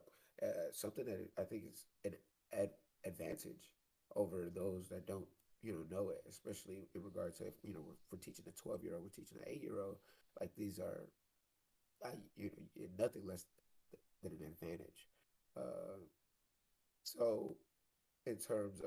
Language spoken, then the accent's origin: English; Detroit, Michigan, United States; now in Dallas-Fort Worth, United States; Detroit, which is my hometown